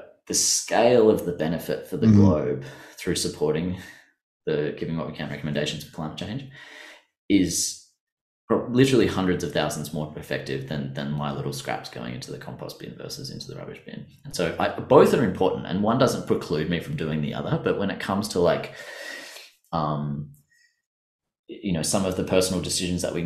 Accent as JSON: {"language": "English", "country": "Australia", "said": "us Australians"}